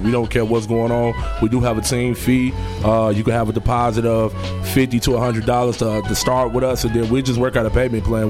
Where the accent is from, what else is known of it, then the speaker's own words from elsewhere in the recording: Chicago, Illinois, United States; I'm from the West Side